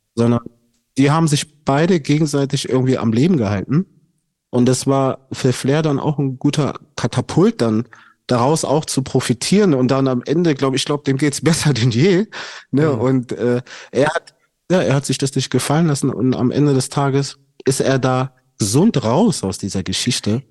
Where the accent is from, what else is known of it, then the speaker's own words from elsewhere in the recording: Stuttgart, Baden-Württemberg, Germany; ich komme aus Stuttgart